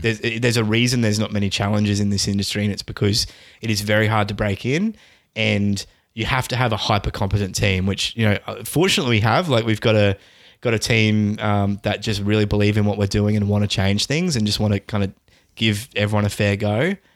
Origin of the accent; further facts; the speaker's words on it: Australia; Australians, we generally play on Australian servers.